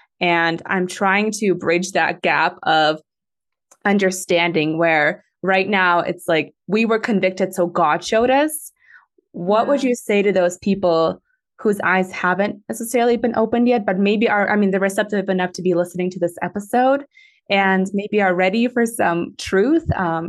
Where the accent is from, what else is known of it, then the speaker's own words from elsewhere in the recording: Moscow, Russia; born there; I was born in Moscow, Russia. And my Russian's not good enough for me to read the Russian Bible completely and like understand it